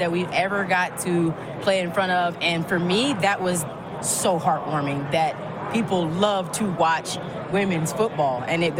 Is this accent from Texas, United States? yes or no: yes; Dallas, Texas, United States; also born or lived in West Virginia; I actually got that name from playing tackle football when I was 11. Born in West Virginia, but raised in Dallas. I'm a military baby.